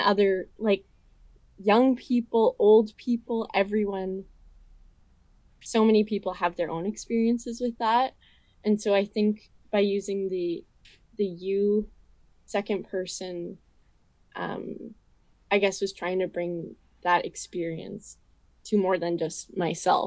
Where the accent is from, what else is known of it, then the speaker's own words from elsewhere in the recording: Vernon, British Columbia, Canada; I'm from Vernon. So this is my hometown